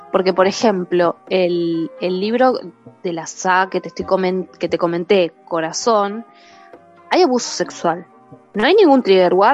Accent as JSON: {"language": "Spanish", "country": "Mexico", "said": "Hola a todos … soy de México y soy médico veterinario."}